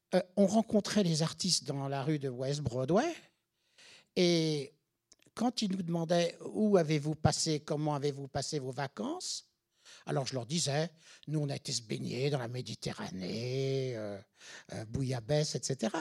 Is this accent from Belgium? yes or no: no; France; moved away as an adult; now in New York, United States; en tant que Français, quand je suis arrivé, tu sais, fin des années 70